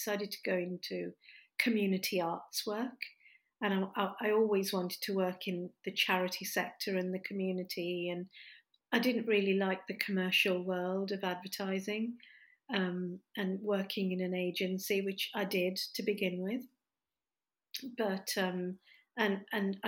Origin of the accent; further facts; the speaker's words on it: Stourbridge, West Midlands, United Kingdom; now in Derby, United Kingdom; I was born in the West Midlands in a town called Stourbridge